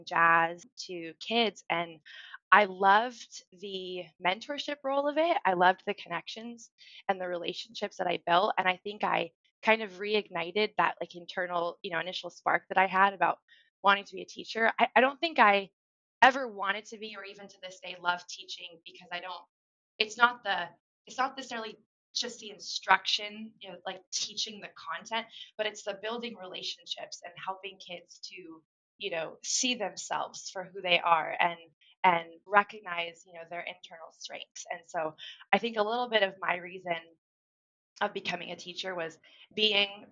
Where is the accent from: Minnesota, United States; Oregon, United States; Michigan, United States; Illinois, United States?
Oregon, United States; Central; also born or lived in California; When we moved from California to Oregon